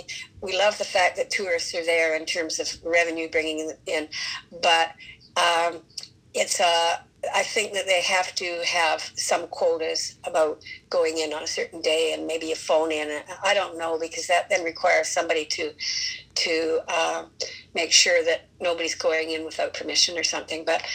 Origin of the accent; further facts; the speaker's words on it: North Vancouver, British Columbia, Canada; now in Vancouver, Canada; when I was growing up in Deep Cove